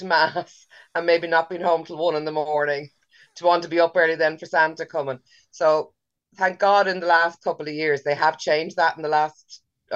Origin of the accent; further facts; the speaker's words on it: Dublin, Leinster, Ireland; moved away as an adult; now in Monasterevin, Ireland; I'm originally from Dublin, the south side of Dublin